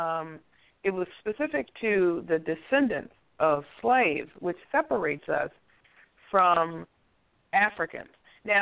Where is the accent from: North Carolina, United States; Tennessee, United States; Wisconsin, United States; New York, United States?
New York, United States; when I was growing up in New York, back in, you know, the 70s